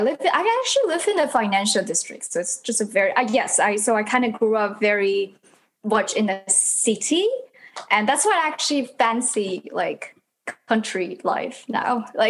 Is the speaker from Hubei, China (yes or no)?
no; Guangzhou, Guangdong, China; moved away as an adult; now in United States; So I was born in 1994 in Guangzhou.